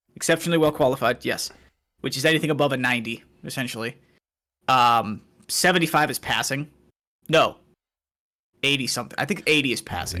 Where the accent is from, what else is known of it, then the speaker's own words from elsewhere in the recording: Waterloo, Iowa, United States; moved away; I'm originally from Waterloo